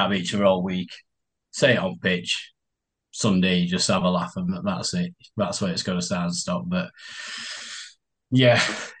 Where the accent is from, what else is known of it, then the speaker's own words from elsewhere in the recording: Leeds, Yorkshire and the Humber, United Kingdom; I went to school in Leeds and been a town fan growing up in Leeds